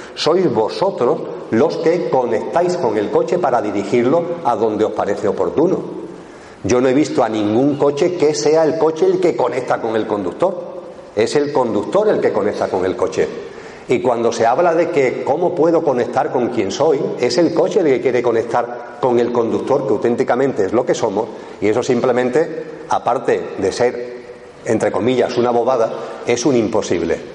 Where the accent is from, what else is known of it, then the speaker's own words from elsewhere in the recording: Eastern Andalusia, Spain; mi tierra, que es Andalucía, Andalucía Oriental